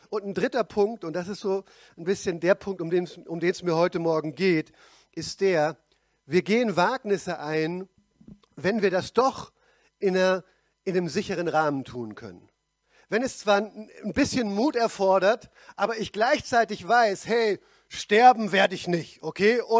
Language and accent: German; Pforzheim, Baden-Württemberg, Germany; Und selbst in meiner Heimatgemeinde in Pforzheim, wo ich herkomme, bin ich nur